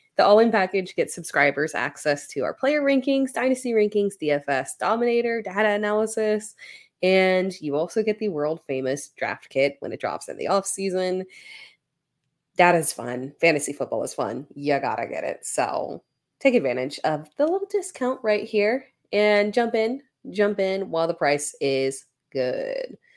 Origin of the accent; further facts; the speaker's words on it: South Carolina, United States; I'm from South Carolina, literally like 20 minutes up the road from Clemson